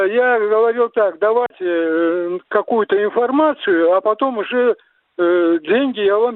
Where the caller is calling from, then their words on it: Samara, Samara Oblast, Russia; я из Самары, у меня два вопроса.